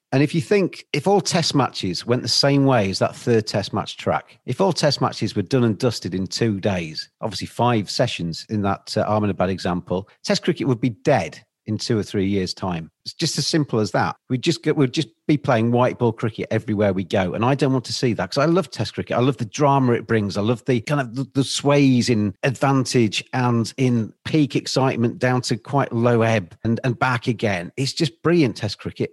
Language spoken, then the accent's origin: English; England, United Kingdom; as an English person